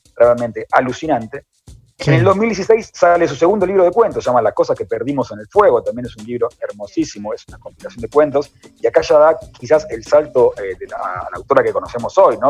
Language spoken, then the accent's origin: Spanish; Argentina; somos argentinos